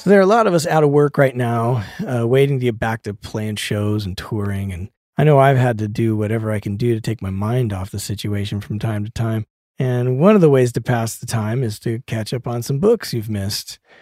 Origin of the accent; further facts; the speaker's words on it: Denver, Colorado, United States; now in Los Angeles, United States; I'm from Denver, so there was this little cow town out in the middle of nowhere.